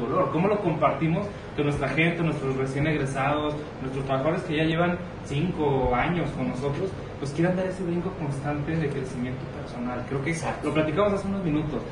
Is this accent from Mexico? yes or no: yes; northern Mexico, Mexico; also born or lived in Monterrey / Los Angeles; yo soy norteño